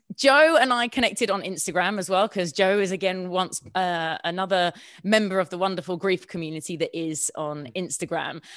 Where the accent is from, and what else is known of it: Sussex, South East England, United Kingdom; born or raised there; moved away as an adult; also born or lived in Hammersmith, London / Hounslow